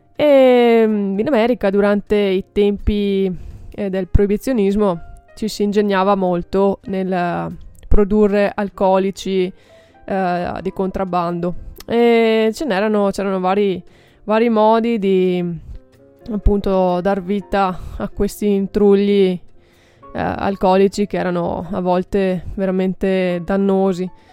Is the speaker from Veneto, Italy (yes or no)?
yes; Bassano del Grappa, Veneto, Italy; io sono di Bassano del Grappa